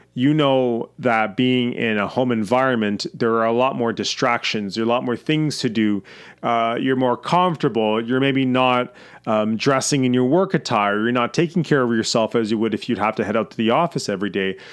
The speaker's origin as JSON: {"language": "English", "country": "Canada", "said": "I'm Canadian"}